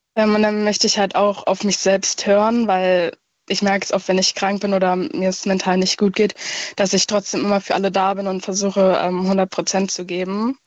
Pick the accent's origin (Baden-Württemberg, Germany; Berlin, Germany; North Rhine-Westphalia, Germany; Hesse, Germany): Berlin, Germany; Aus Berlin